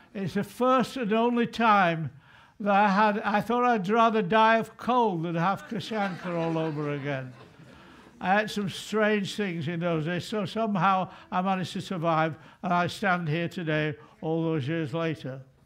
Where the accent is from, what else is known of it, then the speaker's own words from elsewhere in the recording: England, United Kingdom; I'm not a Scot, I hasten to say. I'm proudly English, not British, English